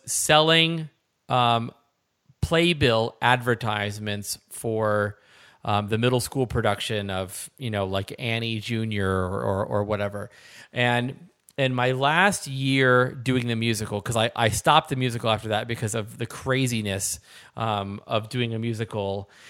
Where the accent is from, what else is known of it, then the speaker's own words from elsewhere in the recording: Philadelphia, Pennsylvania, United States; I'm from the Philadelphia area, so we say hoagies